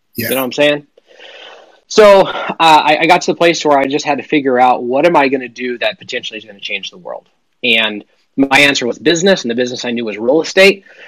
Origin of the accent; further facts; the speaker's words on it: Western Montana, United States; I grew up in Western Montana